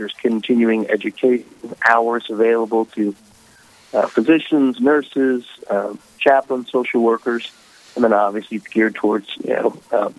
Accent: Houston, Texas, United States; So I am a native Houstonian, so born and raised in Great City, Texas. You know, my parents are from the Philippines.

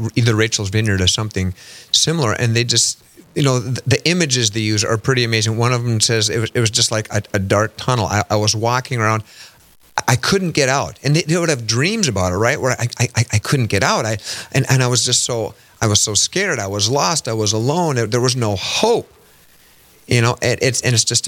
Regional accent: Fortuna, North Dakota, United States; I grew up in Fortuna, North Dakota

